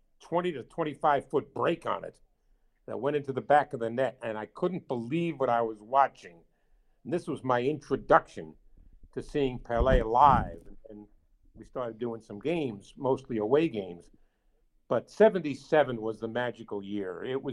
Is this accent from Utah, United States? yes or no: no; New York, United States; as a guy growing up in New York, Yankee Stadium was like a cathedral to me